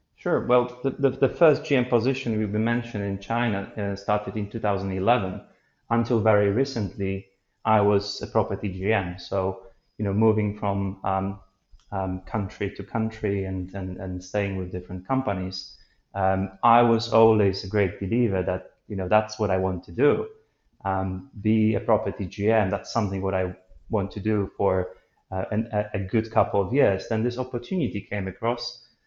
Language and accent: English; Poland; moved away as an adult; so far away from from my home country